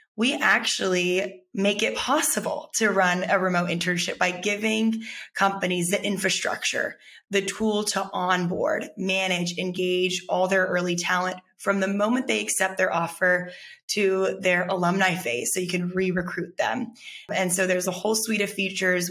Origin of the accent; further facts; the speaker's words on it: Texas, United States; growing up in texas